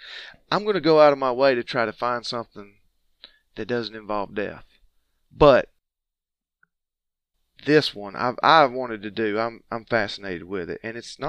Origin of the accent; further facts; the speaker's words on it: Georgia, United States; I'm from Georgia